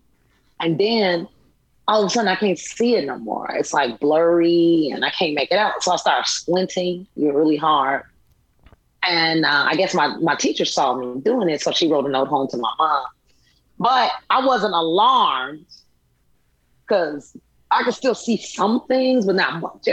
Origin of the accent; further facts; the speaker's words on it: Chicago, Illinois, United States; growing up in Chicago, late 80s, early 90s.